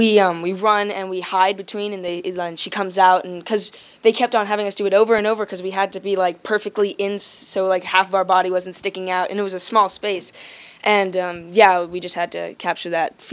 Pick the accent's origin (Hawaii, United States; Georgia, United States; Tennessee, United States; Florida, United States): Hawaii, United States; moved away; I'm from Hawaii.